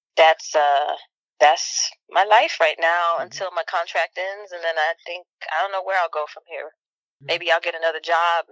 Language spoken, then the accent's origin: English; Chicago, Illinois, United States; I'm from Chicago and I spent part of my childhood on the South Side.